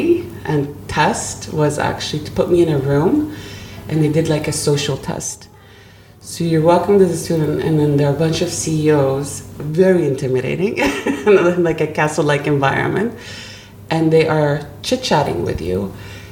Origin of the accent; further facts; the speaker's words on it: Sweden; moved away; also born or lived in Germany; we moved on to Sweden. And that's where we finally landed and started rebuilding our lives